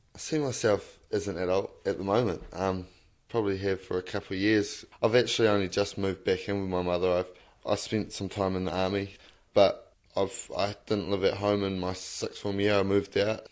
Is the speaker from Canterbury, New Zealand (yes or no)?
no; Lower Hutt, Wellington, New Zealand; I grew up in Lower Hutt, but I moved up here and I've sort of moved from different areas quite a lot